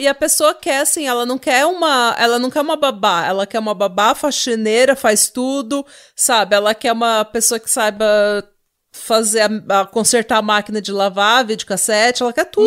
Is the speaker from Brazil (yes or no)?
yes; Brazil; a gente é brasileiro